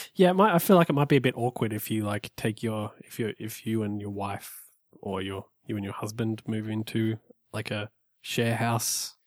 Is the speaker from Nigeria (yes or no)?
no; Australia; moved away; I'm from Australia.